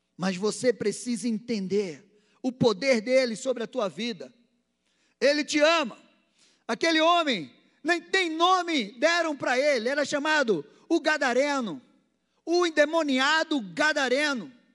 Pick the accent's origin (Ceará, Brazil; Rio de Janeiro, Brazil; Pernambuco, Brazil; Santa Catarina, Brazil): Pernambuco, Brazil; Recife; moved away as an adult; now in Barbacena, Brazil; lá na minha terra, não era Barbacena, era Recife, eu cresci